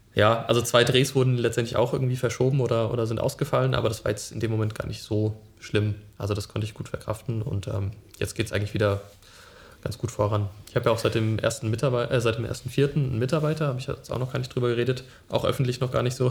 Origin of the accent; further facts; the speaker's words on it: Friedberg, Germany; moved away as an adult; now in Berlin, Germany; von Friedberg, meiner Heimatstadt, bin ich dann nach Berlin gezogen